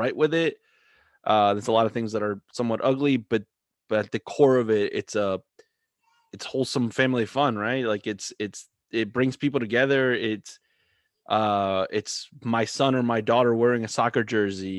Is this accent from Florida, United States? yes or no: yes; South Florida, United States; moved away as an adult; also born or lived in Philadelphia; now in Delaware, United States; I grew up in South Florida where, allegiance changes every 30 seconds